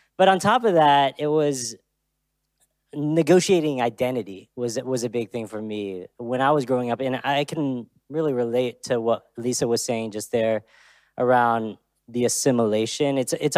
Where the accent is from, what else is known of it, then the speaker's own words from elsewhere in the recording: Texas, United States; also born or lived in Austria; I grew up here mostly in Texas, but I was actually born in Austria. Most people don't know that.